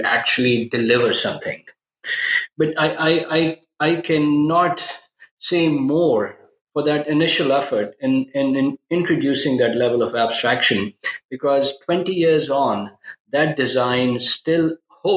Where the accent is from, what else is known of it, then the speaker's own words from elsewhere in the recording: Pakistan; moved away as an adult; now in United States; I was born in Pakistan, and I moved to the U.S. Pre-internet email days to go to college. So after high school, I came to the U.S. to go to college